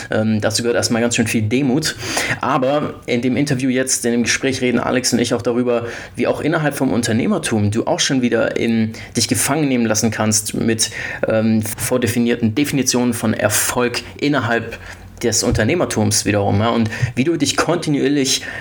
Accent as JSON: {"language": "German", "town": "Stuttgart", "region": "Baden-Württemberg", "country": "Germany", "said": "ich bin 28 Jahre alt und äh, ich komme eigentlich aus Stuttgart, habe aber ein paar Jahre in den USA studiert mit 20"}